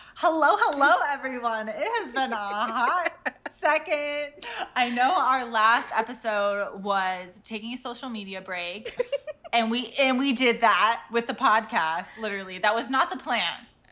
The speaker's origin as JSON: {"language": "English", "town": "Cleveland", "region": "Ohio", "country": "United States", "said": "I'm from Cleveland, Ohio"}